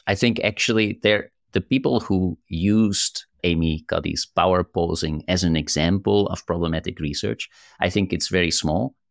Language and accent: English; Netherlands; I'm from the Netherlands, we are so direct